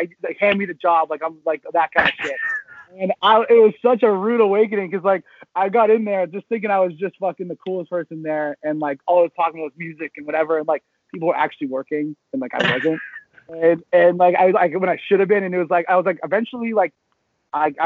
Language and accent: English; Georgetown, Ontario, Canada; also born or lived in Sudbury, Ontario; now in Toronto, Canada; I grew up in Georgetown, and then but I went to a school in Sudbury